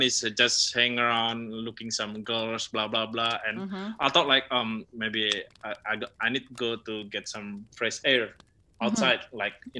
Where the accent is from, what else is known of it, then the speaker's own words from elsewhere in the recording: Indonesia; also born or lived in Kalimantan; when I said my name … is obviously that is from Indonesia.